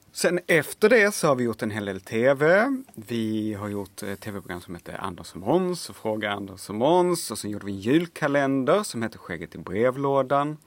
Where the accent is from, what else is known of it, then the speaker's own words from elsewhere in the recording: Lund, Skåne, Sweden; accent: Skånska (Lund variant); jag kommer ifrån Lund och har pratar då skånska med någon sån här lite förnäm lundensisk eh, variant av skånska